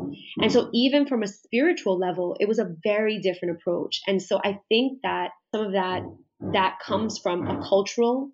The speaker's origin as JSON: {"language": "English", "region": "New York", "country": "United States", "tie": "born or raised there", "said": "I was born and raised in Brooklyn"}